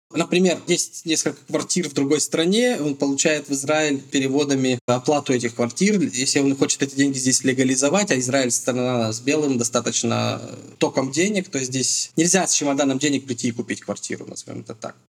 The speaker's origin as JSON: {"language": "Russian", "country": "Russia", "moved": "as an adult", "lives_now": "Petah Tikva, Israel", "said": "нашими понятиями российскими"}